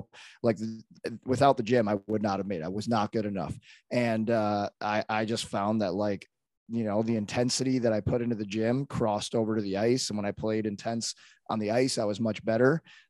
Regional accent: Arlington Heights, Illinois, United States; born there; now in St. Louis, United States; I was born in Arlington Heights. I live in St. Louis.

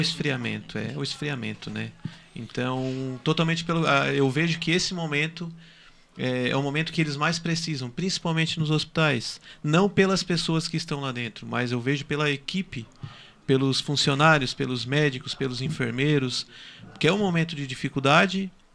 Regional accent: Araranguá, Santa Catarina, Brazil; Sou de Araranguá também

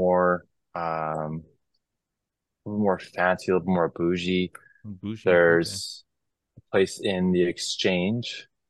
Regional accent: Canada; Canadians, we're very picky about where we get it from.

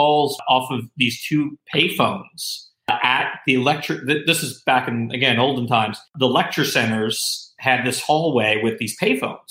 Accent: Long Island, New York, United States; I grew up on Long Island

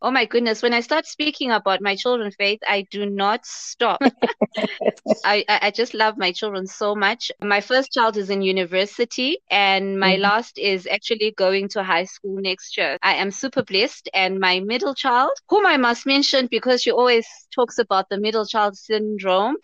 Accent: Zimbabwe; I'm also from Zimbabwe

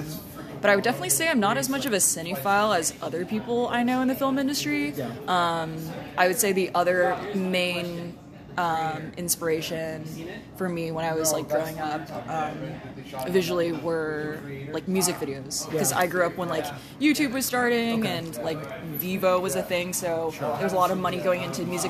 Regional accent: California, United States; The Bay Area.

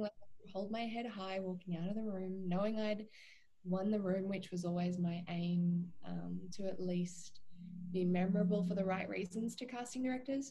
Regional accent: Australia; also born or lived in Vancouver, Canada; I am an Australian and half Irish actor

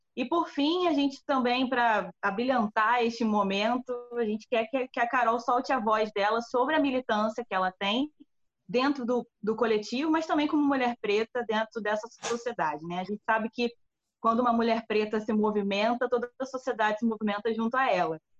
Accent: Brazil; nós aqui enquanto brasileiros

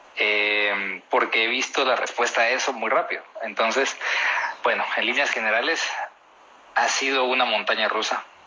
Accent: Guatemala; De Guatemala

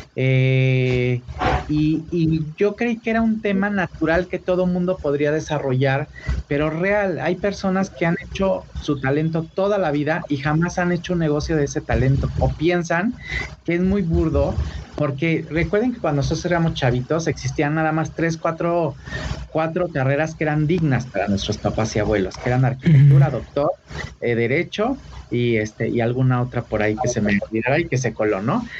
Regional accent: Acapulco, Guerrero, Mexico; now in Mexico City, Mexico; Acapulco es mi tierra es mi pueblo, es, es, es, es está mi esencia

